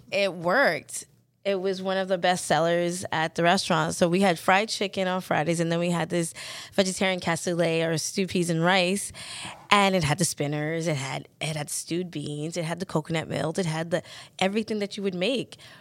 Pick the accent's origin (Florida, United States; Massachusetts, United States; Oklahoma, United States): Florida, United States; the South; moved away; growing up in the South, in Fl, in the U S